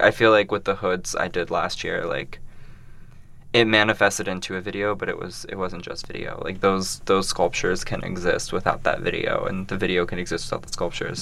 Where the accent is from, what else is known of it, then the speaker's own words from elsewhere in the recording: Columbus, Ohio, United States; also born or lived in Brooklyn, New York; now in New York, United States; I am a queer non binary artist working in Brooklyn, New York, um, but I'm originally from Columbus, Ohio. Midwest.